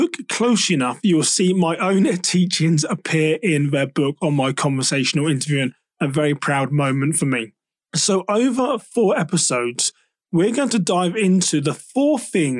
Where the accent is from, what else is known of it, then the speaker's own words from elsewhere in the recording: United Kingdom; me being a Brit